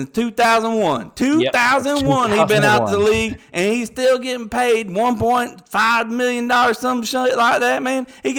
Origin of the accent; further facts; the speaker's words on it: Atmore, Alabama, United States; I'm from Atmore, Alabama. Now, you got a problem with where I'm from?